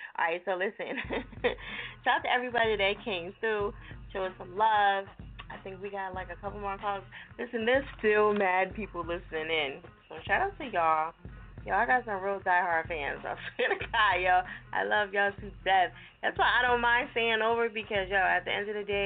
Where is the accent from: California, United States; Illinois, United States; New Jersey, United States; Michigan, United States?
New Jersey, United States; accent: Jersey; I got a Jersey accent